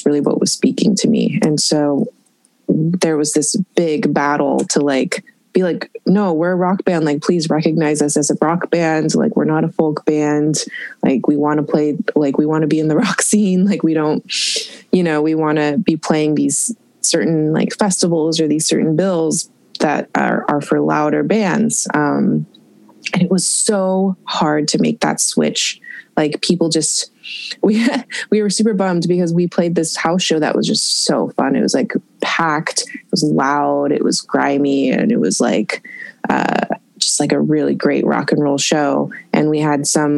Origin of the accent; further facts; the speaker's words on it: Eugene, Oregon, United States; also born or lived in Springfield, Oregon / Portland, Oregon; I was born and raised in Eugene, Oregon. Eugene, half and half, Eugene and Springfield. And then I moved to Portland in 2010.